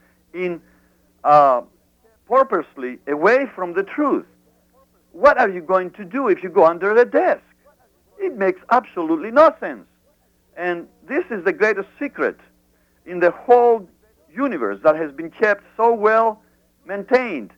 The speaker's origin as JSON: {"language": "English", "country": "Greece", "tie": "born or raised there", "moved": "yes", "said": "I grew up in abroad in Greece."}